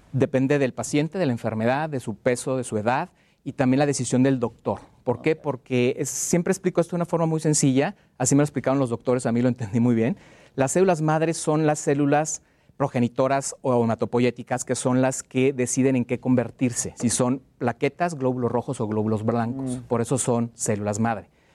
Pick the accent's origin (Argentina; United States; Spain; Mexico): Mexico